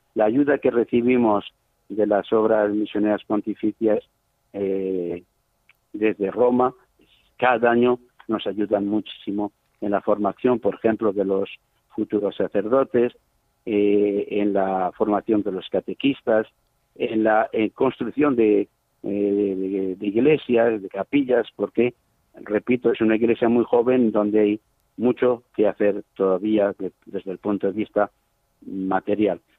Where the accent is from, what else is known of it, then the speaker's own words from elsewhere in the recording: Zaragoza, Aragon, Spain; moved away as an adult; also born or lived in Chad; now in Sarh, Chad; yo soy de Zaragoza, nacido en Zaragoza